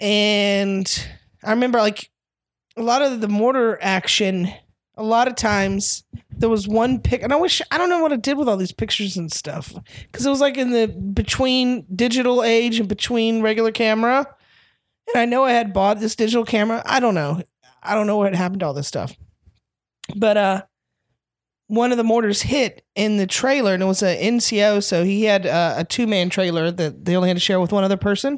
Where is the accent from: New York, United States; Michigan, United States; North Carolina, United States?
North Carolina, United States; also born or lived in Florida; moved to North Carolina, grew up mostly there